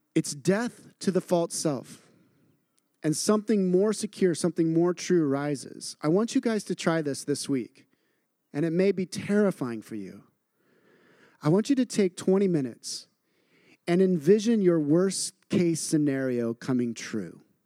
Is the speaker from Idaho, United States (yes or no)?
yes; Idaho, United States; I grew up in Idaho and in a very agrarian culture